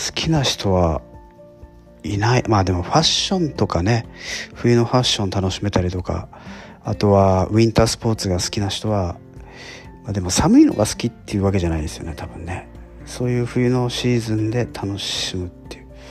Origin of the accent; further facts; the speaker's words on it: Hokkaido, Japan; also born or lived in Tokyo / Nagano; now in Kyushu, Japan; 自分はですね、えー、北海道生まれ、えー、北海道育ち